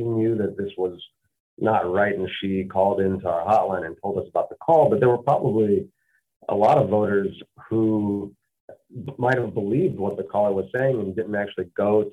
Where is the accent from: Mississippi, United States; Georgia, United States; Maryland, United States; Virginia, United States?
Mississippi, United States; Growing up in Mississippi